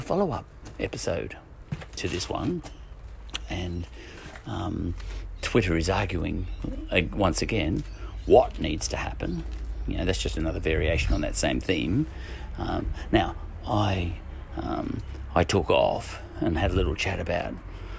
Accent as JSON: {"language": "English", "country": "Ireland", "said": "as an Irishman"}